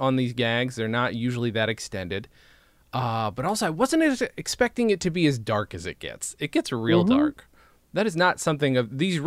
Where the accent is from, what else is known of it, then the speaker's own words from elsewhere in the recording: Lawrence, near Oneonta, New York, United States; About an hour from where I grew up